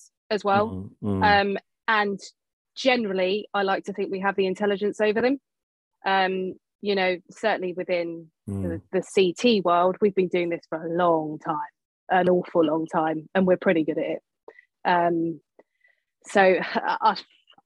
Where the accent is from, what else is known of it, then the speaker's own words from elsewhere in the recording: London, United Kingdom; from South London